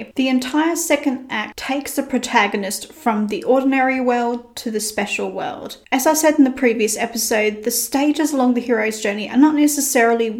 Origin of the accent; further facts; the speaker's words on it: Australia; I'm Australian and by default, I'm a little lazy. We like to shorten as many words as possible. For instance, afternoon becomes arvo and good day becomes g'day